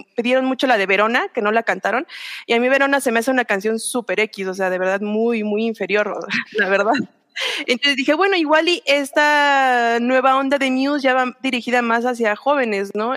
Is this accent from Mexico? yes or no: yes; Metepec, State of Mexico, Mexico; yo soy de, de Metepec